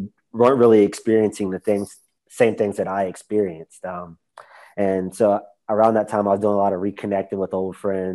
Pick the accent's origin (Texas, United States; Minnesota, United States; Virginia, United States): Virginia, United States; Roanoke; now in Charlotte, United States; I grew up in Roanoke, Virginia